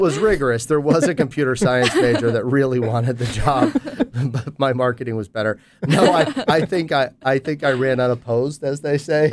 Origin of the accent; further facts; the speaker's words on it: Pittsburgh, Pennsylvania, United States; in consulting with a small boutique firm in Pittsburgh, um, which is my hometown